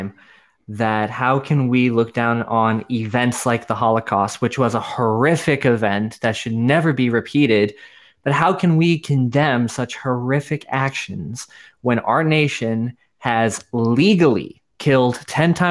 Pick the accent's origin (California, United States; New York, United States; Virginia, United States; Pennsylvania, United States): New York, United States; I'm from New York